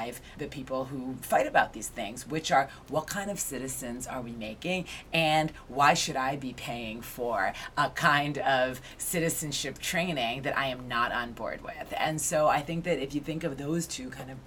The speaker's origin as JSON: {"language": "English", "town": "Newton", "region": "Massachusetts", "country": "United States", "tie": "born or raised there", "moved": "as an adult", "lives_now": "New York City, United States", "said": "I grew up in Newton, Massachusetts, which is a suburb west of Boston"}